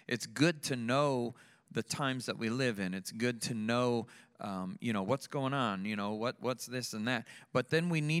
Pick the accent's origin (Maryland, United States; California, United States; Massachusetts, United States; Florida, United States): Florida, United States; Sarasota; I grew up here in Sarasota